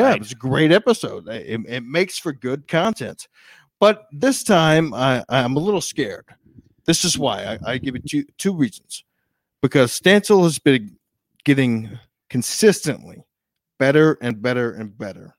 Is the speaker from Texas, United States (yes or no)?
yes; Texas, United States; I'm from Texas